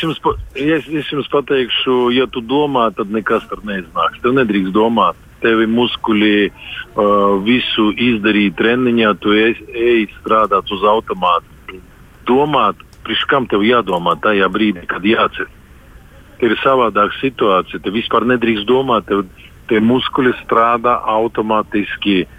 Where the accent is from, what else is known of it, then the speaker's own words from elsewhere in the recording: Dobele, Dobele Municipality, Latvia; Visi mēs esam no Dobeles. Es, treneris, Artūrs, Rītvars, visi mēs esam no maziņas pilsētas Dobeles